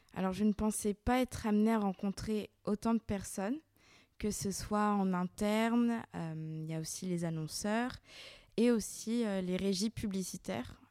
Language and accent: French; Lyon, Auvergne-Rhône-Alpes, France; Je suis née et j'ai grandi à Lyon